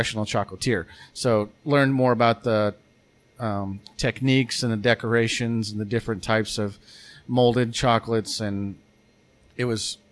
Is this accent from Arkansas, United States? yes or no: yes; Arkansas, United States; now in Bentonville, United States; I'm from Arkansas, but not Northwest Arkansas. I mean, I came here for college in 2004, and I've lived here ever